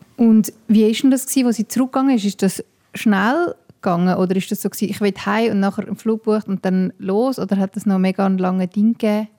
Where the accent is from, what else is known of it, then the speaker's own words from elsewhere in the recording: Switzerland; bei uns in der Schweiz